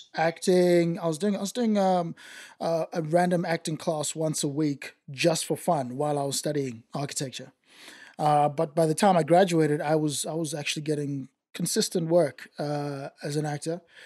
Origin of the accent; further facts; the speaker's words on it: Zimbabwe; accent: white Zimbabwean; now in Australia; I grew up in Zim, in Zimbabwe